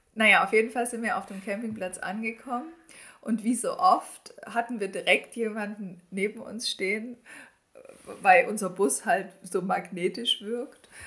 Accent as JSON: {"language": "German", "country": "Germany", "said": "bei uns in Deutschland"}